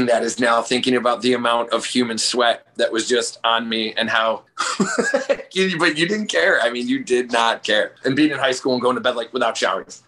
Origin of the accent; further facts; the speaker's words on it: Crestwood, Illinois, United States; also born or lived in Chicago, Illinois; I'm from like Crestwood, Illinois